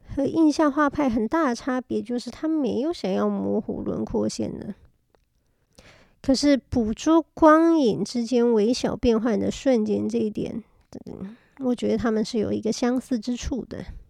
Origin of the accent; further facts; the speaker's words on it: Taiwan; moved away; also born or lived in France; 小时候在台湾学音乐